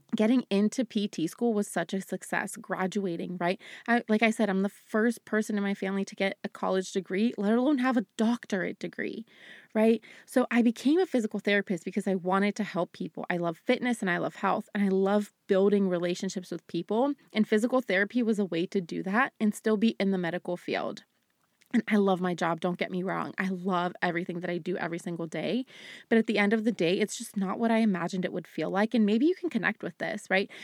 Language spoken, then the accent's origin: English; United States; also born or lived in Bulgaria; I grew up in America